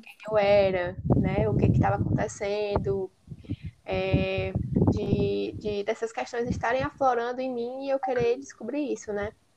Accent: Apuiarés, Ceará, Brazil; lá em Apuiarés, né, no, onde eu cresci no município

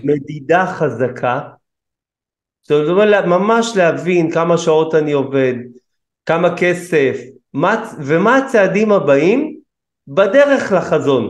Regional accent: Kiryat Ono, Tel Aviv District, Israel; גדלנו בקריית אונו, גם היום אני גר בקריית אונו

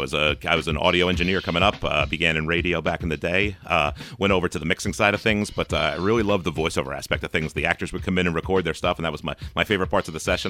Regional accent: New Jersey, United States; also born or lived in New York City; I grew up right outside of New York City, right across the George Washington Bridge.

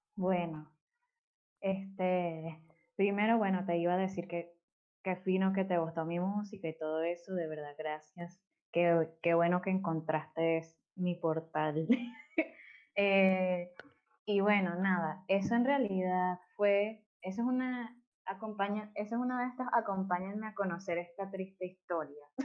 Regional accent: Maracay, Aragua, Venezuela; yo soy de Maracay y crecí en, bueno, Maracay es nulísima

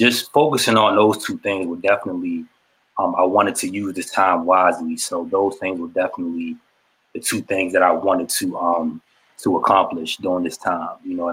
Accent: Shady Side, Maryland, United States; I'm originally from Shadyside, Maryland. Small

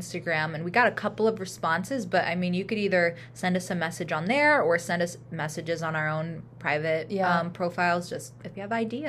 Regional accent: Kankakee, Illinois, United States; In Kankakee. My family at that time lived right on Kennedy Drive, like down the street from Family House Restaurant, which, you know, my parents own

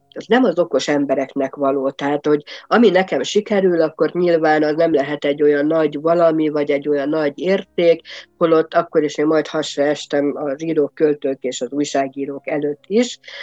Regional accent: Nagymányok, Tolna, Hungary; moved away as an adult; also born or lived in Kisdorog, Hungary / Szekszárd, Hungary; now in Hesse, Germany; egy Tolna megyei kisvárosból, nagymányoknak hívják. Aki esetleg arra felé járt, vagy ismerős, az tudja, hogy Pécs és Bonyhát között található ez az aranyos kis város.

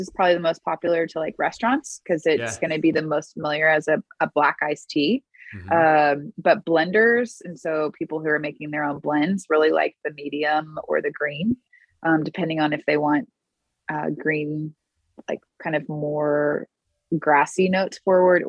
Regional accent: Houston, Texas, United States; I grew up in Houston

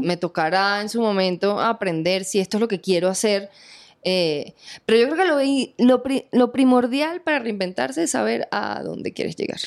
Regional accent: Venezuela; moved away as an adult; now in Colombia; mi tierra, Venezuela

